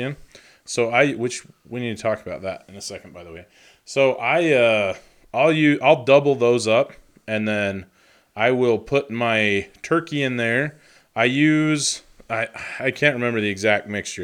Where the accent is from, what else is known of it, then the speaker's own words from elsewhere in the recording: Idaho, United States; I was born in Idaho